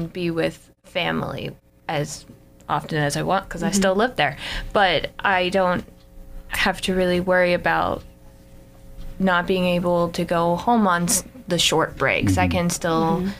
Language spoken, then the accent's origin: English; Edinboro, Pennsylvania, United States; I'm from Edinburgh